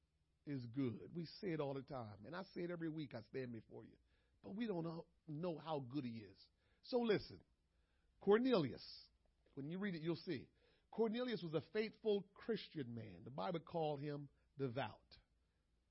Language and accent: English; Jamaica; moved away; back home in Jamaica